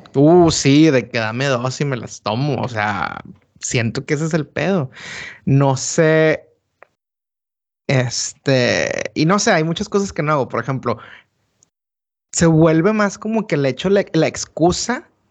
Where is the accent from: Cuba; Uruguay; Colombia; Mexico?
Mexico; moved away; lo que somos como mexicanos.